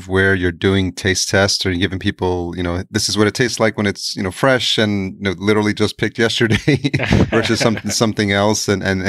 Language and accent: English; New York City, New York, United States; I grew up in New York, I'm Latino